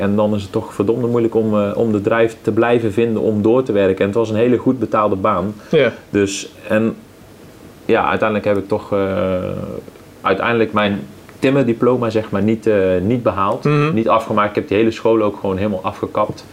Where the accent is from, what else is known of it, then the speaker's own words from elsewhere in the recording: 's-Hertogenbosch, North Brabant, Netherlands; accent: Brabant; Uiteindelijk ga je het echt wel horen dat ik uit Brabant kom, dan dan niet uit bos. Ja. Maar ja, ik, ik altijd echt gewoon een bossenaar geweest